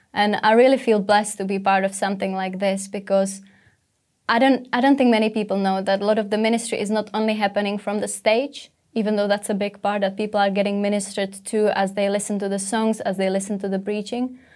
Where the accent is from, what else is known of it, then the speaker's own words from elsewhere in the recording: Czechia; English is a second language; moved away as an adult; now in England; I come from Czech Republic